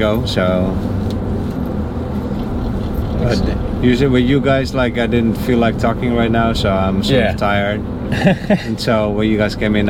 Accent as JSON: {"language": "English", "country": "Netherlands", "moved": "yes", "said": "I'm from the Netherlands."}